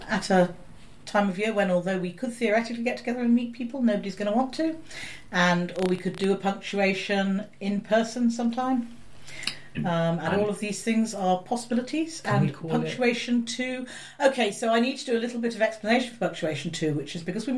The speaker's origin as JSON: {"language": "English", "country": "United Kingdom", "said": "I'm British"}